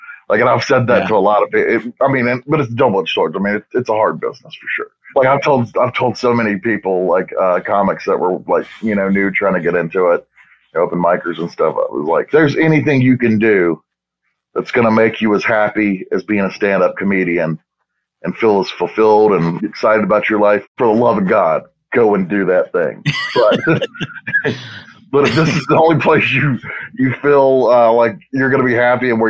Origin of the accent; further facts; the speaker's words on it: Thomasville, North Carolina, United States; also born or lived in Greensboro, North Carolina; I'm originally from North Carolina. I grew up in Thomasville, North Carolina